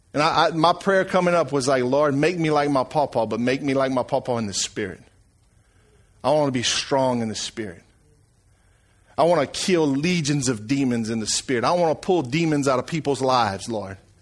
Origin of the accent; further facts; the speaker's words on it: Franklin, Louisiana, United States; now in Eunice, United States; I come from Franklin, Louisiana